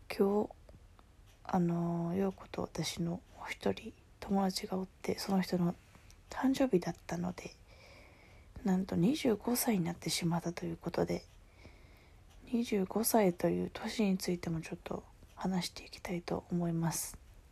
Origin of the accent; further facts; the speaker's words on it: Kansai, Japan; moved away as an adult; also born or lived in Ishigaki Island, Okinawa; now in Ishigaki, Japan; この地元の関西の方に帰ってきてるんですけど